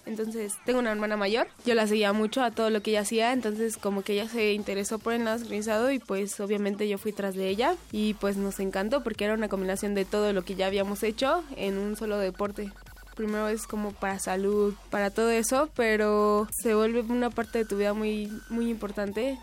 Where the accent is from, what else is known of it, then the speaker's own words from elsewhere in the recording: Mexico City, Mexico; Nací en la Ciudad de México el 22 de enero de 1996